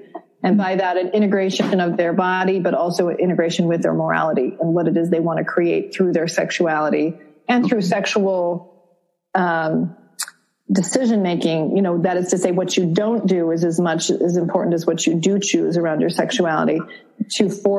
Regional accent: Vermont, United States; I grew up in Vermont.

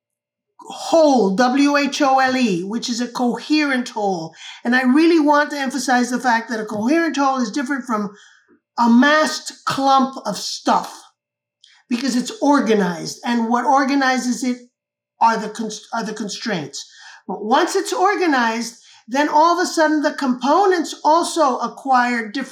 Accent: Cuba; I was born and raised in Cuba

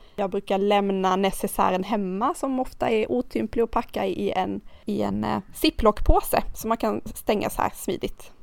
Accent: Karlskrona, Blekinge, Sweden; now in Nynäshamn, Sweden; jag är uppvuxen i Karlskrona

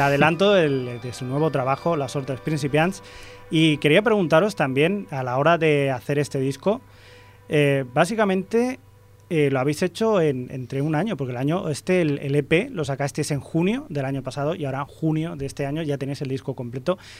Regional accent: Ripollet, Catalonia, Spain; de aquí, de mi pueblo de Ripollet, y hemos ido al instituto también

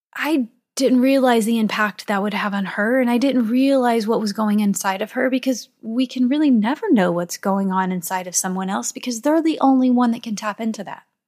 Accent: St. Louis, Missouri, United States; I am from Saint Louis, Missouri.

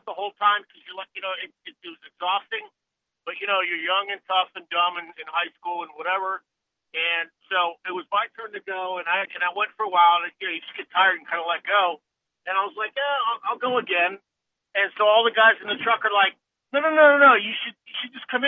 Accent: South Florida, United States; I grew up down in South Florida, down in the Everglades

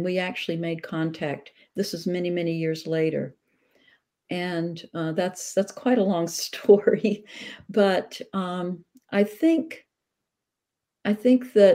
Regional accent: the South, United States; I grew up during segregation in the South

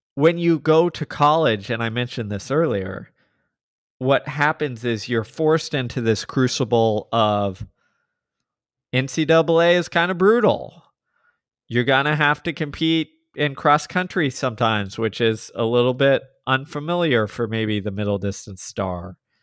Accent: Texas, United States; I'm from Texas

